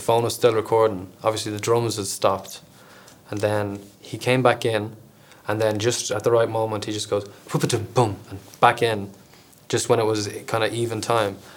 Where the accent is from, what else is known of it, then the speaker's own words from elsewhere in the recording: Ireland; now in United Kingdom; And being Irish in uh, Britain is a very different experience, um, and that's a lot of what the record is about, really, isn't it?